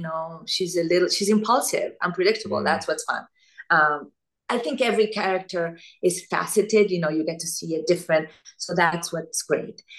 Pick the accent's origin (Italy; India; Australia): Italy; moved away; also born or lived in Argentina; I was born in Argentina, grew up in Italy